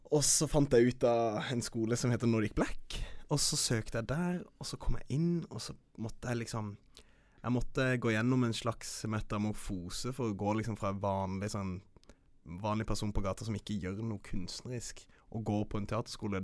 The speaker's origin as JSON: {"language": "Norwegian", "town": "Kristiansand", "region": "Agder", "country": "Norway", "also_born_or_lived": "Oslo", "moved": "yes", "said": "jeg er herifra. Jeg er fra Kristiansand"}